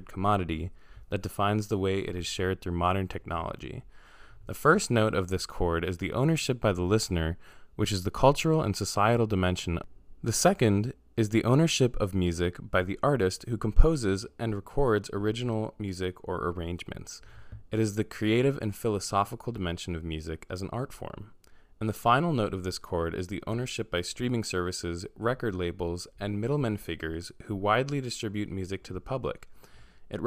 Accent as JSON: {"language": "English", "town": "New York City", "region": "New York", "country": "United States", "said": "I'm from New York City"}